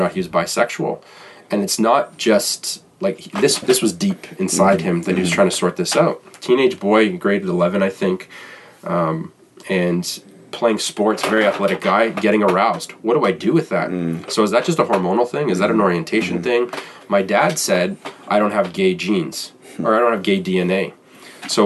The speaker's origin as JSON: {"language": "English", "town": "Toronto", "region": "Ontario", "country": "Canada", "said": "I'm from Toronto"}